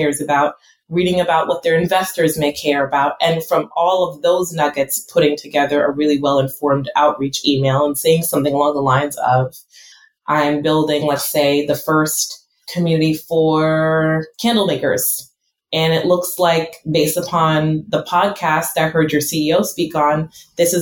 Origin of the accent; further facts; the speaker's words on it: United States; I'm first generation American, and when my parents came to this country